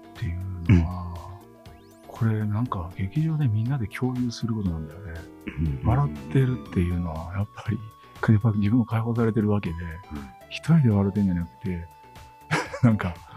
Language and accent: Japanese; Kansai, Japan; 関西人やから